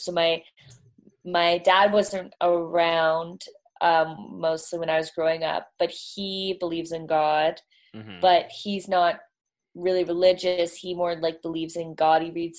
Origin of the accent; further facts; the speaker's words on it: Toronto, Ontario, Canada; Toronto's East Coast. Yeah. We call ourselves East Coast.